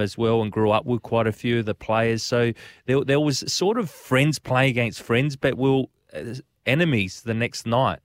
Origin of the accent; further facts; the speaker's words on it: South Australia, Australia; also born or lived in Italy; When we're growing up in Australia, we're classed, well, I was growing up as an Italian